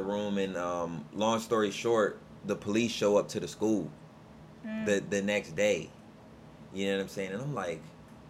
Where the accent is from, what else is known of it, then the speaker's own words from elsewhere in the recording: Alexandria, Virginia, United States; also born or lived in Nottoway County, Virginia; I grew up in Alexandria and was there until I was about 14 years old